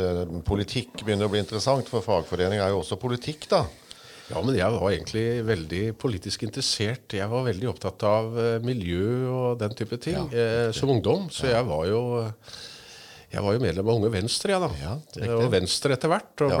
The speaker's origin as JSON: {"language": "Norwegian", "town": "Stathelle", "region": "Telemark", "country": "Norway", "tie": "born or raised there", "lives_now": "Langesund, Norway", "said": "er egentlig født og oppvokst på Satelle"}